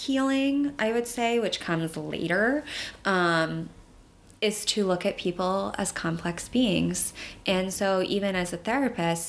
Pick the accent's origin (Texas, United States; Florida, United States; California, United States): Florida, United States; moved away as an adult; now in New York, United States; I'm a fairly new resident to New York. I'm from Florida, and I did some DV work down there.